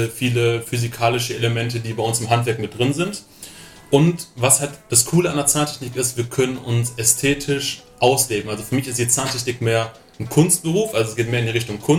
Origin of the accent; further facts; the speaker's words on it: Schwerte, North Rhine-Westphalia, Germany; now in Oberammergau, Germany; komme gebürtig aus dem Ruhrgebiet, äh, komme aus Schwerte, das ist eine Kleinstadt neben Dortmund und bin jetzt vor kurzem nach Bayern gezogen, nach Oberammergau.